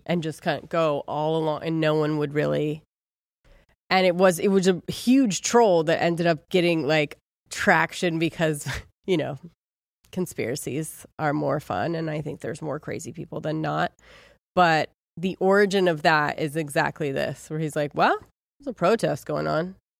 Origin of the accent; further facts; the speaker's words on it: Ohio, United States; I'm from Ohio